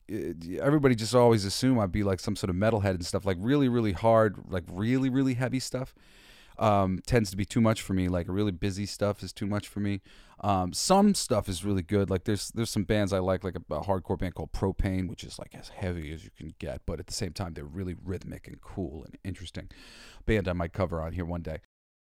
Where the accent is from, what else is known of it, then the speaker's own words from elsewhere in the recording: New York, United States; no, I'm from New York, motherfucker. I played football in Brooklyn